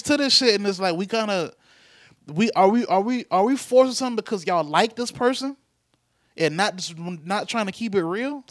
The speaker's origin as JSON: {"language": "English", "country": "United States", "said": "as American, Black Americans"}